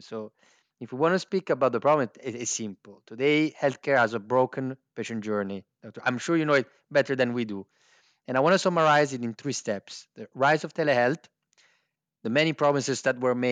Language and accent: English; northern Italy, Italy; English is a second language; moved away as an adult; also born or lived in Naples, Italy / New York, United States; now in United Kingdom; I was raised in a little town village in the north of Italy, in the Dolomites